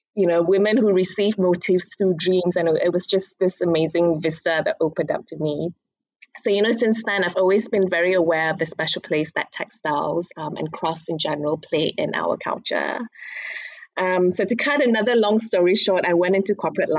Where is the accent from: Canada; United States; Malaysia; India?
Malaysia; Kuching, Sarawak; moved away as an adult; also born or lived in London; now in Jakarta, Indonesia; I grew up in Kuching